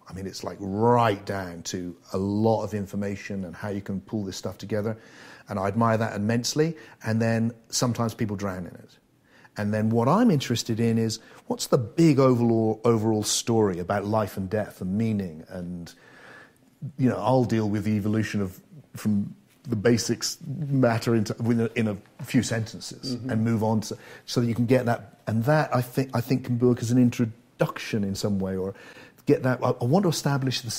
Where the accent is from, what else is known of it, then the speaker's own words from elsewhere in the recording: England, United Kingdom; I'm an Englishman